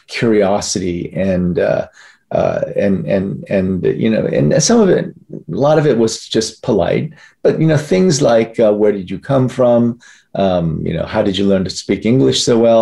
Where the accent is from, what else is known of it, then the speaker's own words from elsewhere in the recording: Muscatine, Iowa, United States; first language Korean; English is a second language; also born or lived in Korea / Dallas, Texas; We eventually moved to a larger town in Iowa, where I grew up, Muscatine, Iowa